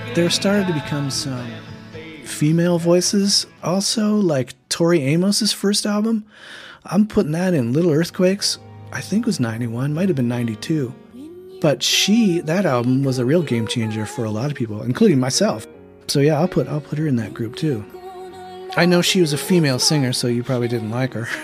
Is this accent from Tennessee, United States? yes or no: no; Yakima, Washington, United States; growing up in Yakima during the grunge years and trying to be a musician